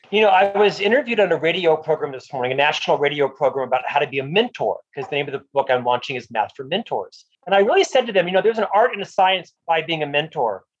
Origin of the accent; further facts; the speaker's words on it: Orlando, Florida, United States; moved away as an adult; also born or lived in Provo, Utah; I'm from Orlando, Florida. Disney was the hometown company